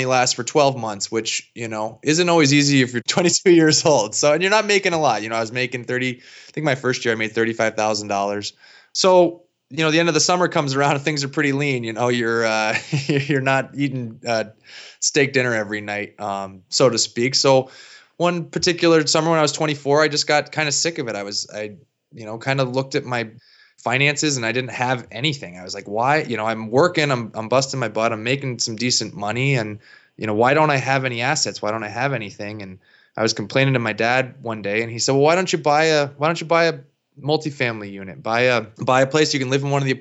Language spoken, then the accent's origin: English; Stowe, Vermont, United States; moved away as an adult; I grew up here in Stowe, Vermont. I lived here, graduated high school, went to the University of Vermont